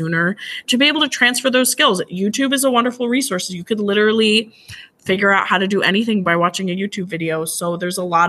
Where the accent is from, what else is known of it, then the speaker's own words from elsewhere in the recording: Mercer County, New Jersey, United States; moved away as an adult; now in Union County, United States; I live up here in Union County and I grew up down in Mercer County